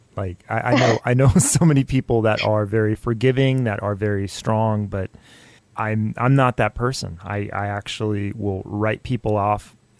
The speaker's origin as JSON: {"language": "English", "country": "United States"}